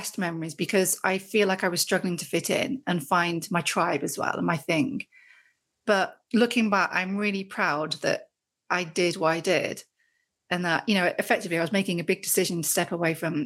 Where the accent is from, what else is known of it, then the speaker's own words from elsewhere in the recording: Great Haywood, West Midlands, United Kingdom; moved away as an adult; now in North Yorkshire, United Kingdom; I grew up in the Midlands, mm-hmm, grew up in a little village called Great Heywood, which is near Stafford